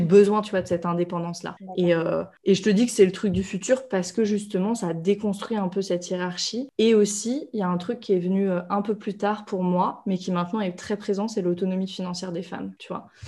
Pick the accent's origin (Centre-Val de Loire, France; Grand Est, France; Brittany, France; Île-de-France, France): Grand Est, France; Reims; moved away; also born or lived in India; à Reims, là où j'ai grandi